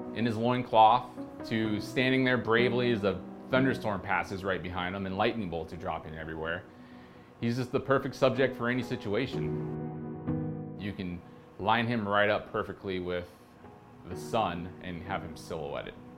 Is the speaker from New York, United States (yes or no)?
no; outside Portland, Oregon, United States; moved away as an adult; now in Providence, United States; I'm originally from the West Coast, grew up a little bit outside of Portland, Oregon, and in 2006, I loaded up my Subaru and rolled into Rhode Island